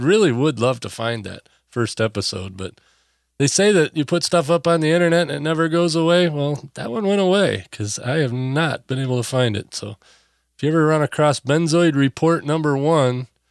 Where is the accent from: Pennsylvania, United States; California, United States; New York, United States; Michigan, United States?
Michigan, United States; Benzie County; moved away; I was from Benzie County over there in Lake Anne